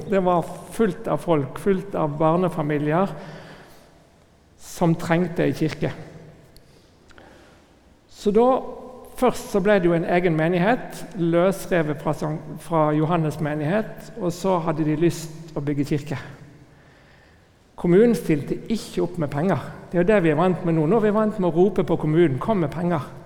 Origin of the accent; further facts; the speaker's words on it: Northern Norway, Norway; Jeg som er innflytter, selv om dere ikke hører det på dialekten, så er jeg egentlig nordlending som har kommet her til ganske nylig.